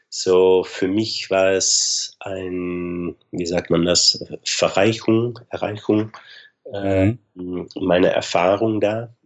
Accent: Arnhem, Gelderland, Netherlands; German is a second language; Nimwegen, so nicht weit vom Arnheim, meine Heimat

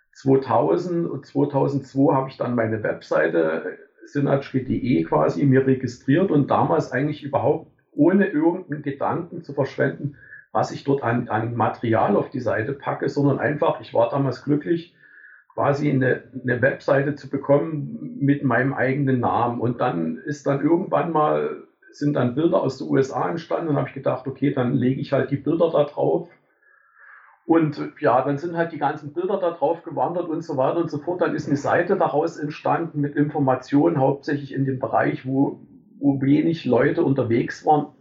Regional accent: Germany; ich bin an der DDR groß geworden

